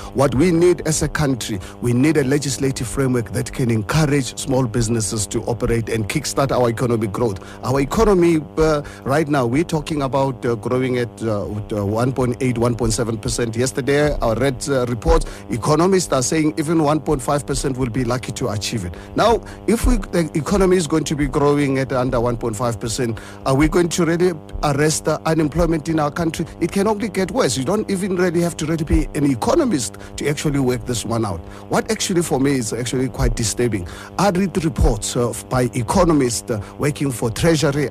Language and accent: English; South Africa; as a South African